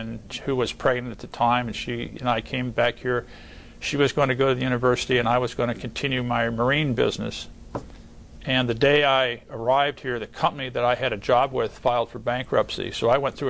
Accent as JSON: {"language": "English", "region": "Ohio", "country": "United States", "tie": "born or raised there", "moved": "yes", "said": "my dad was a real estate developer and a contractor in the Midwest where I grew up in Ohio"}